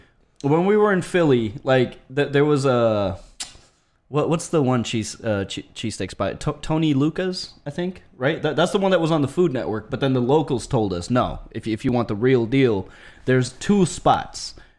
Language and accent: English; Canada